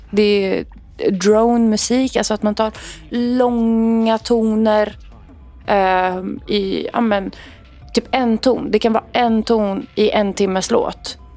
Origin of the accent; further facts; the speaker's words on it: Lebanon; Jag är libanes och jag är uppväxt i ett eh, väldigt kristet hem.